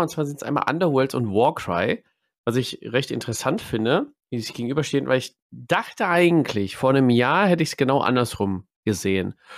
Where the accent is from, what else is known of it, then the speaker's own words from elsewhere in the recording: Ruhr area, North Rhine-Westphalia, Germany; bei uns im Pott